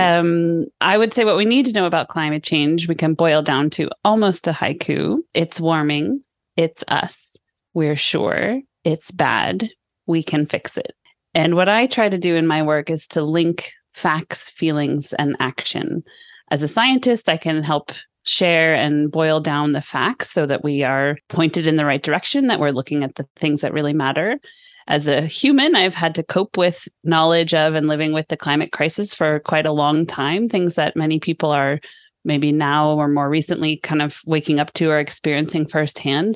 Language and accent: English; Sonoma, California, United States; moved away as an adult; now in Sweden; I grew up in Sonoma, where you live now